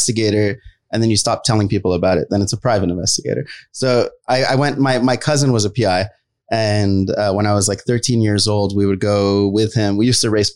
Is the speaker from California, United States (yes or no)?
yes; San Jose, California, United States; also born or lived in Los Angeles; I was born in San Jose. And then I go through my life story, which is, you know, I was in San Jose, moved to LA.